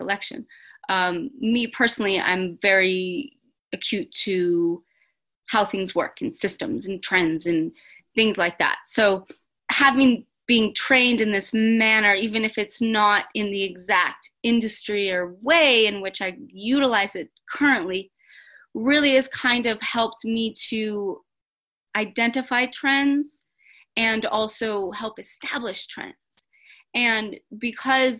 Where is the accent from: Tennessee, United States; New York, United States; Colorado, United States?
Colorado, United States; now in Los Angeles, United States; I was raised in Colorado